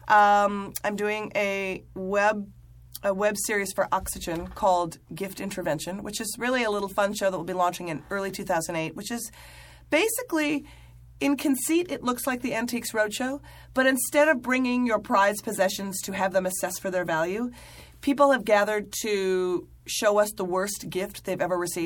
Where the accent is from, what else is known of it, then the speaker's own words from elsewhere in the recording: Midwest, United States; I'm someone from the Midwest.